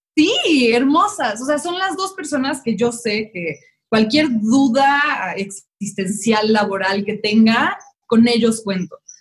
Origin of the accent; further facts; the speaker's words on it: Mexico City, Mexico; soy de la Ciudad de México.